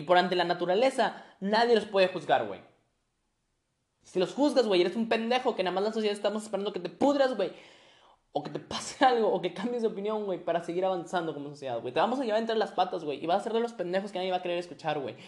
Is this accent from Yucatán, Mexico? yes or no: no; Monterrey, Nuevo León, Mexico; Soy regio. Soy regio, entonces, pues, por ende, ¿no? y mexicano, regio mexicano